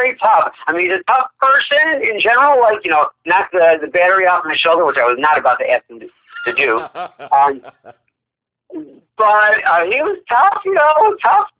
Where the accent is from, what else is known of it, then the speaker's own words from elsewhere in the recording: Rochester, New York, United States; moved away as an adult; also born or lived in Los Angeles; Nazareth College in Rochester, New York, my hometown